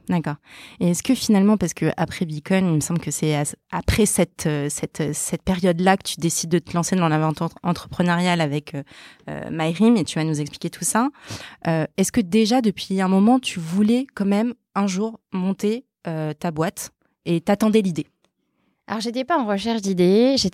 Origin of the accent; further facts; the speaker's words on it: Paris, Île-de-France, France; Alors j'ai grandi à Paris.